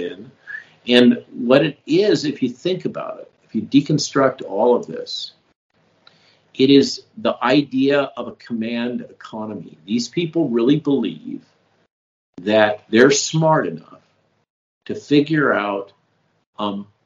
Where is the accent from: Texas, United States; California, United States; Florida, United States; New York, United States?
California, United States; I grew up in California